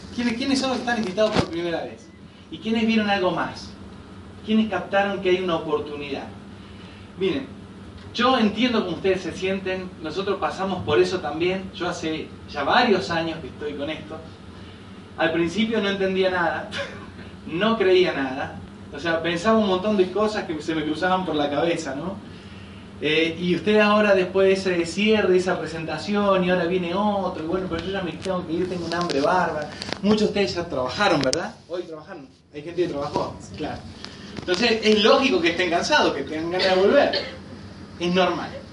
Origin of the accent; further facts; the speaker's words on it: Rosario, Santa Fe, Argentina; moved away as an adult; now in Villa Carlos Paz, Argentina; Yo soy allá, yo soy rosarino. Y hace ya 13 años que vivo en Carlos Paz